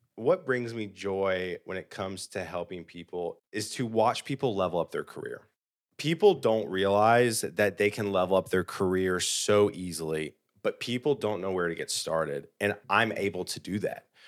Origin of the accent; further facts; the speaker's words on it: South Carolina, United States; moved away as an adult; now in Nashville, United States; I grew up in South Carolina